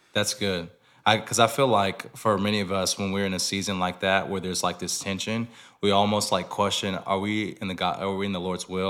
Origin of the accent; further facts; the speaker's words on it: Lawrenceville, Georgia, United States; moved away; also born or lived in Nashville; I'm from Lawrenceville, Georgia, which is thirty minutes, uh, north of Atlanta.